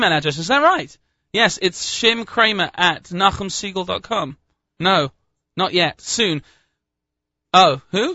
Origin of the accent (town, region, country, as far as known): England, United Kingdom; now in United States